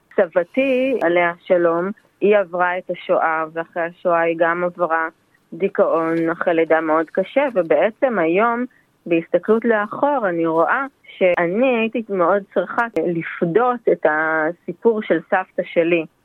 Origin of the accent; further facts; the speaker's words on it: Israel; moved away as an adult; also born or lived in India; now in Blue Mountains, Australia; אני נולדתי בישראל וגדלתי בישראל